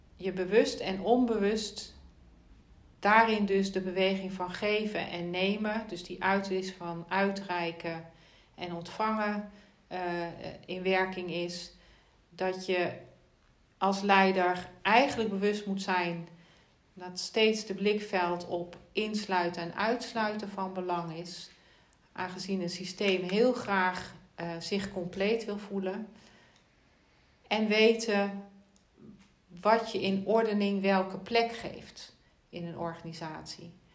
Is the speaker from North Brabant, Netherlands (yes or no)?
no; Limburg, Netherlands; ik ben geboren in Limburg, daar heeft mijn wieg gestaan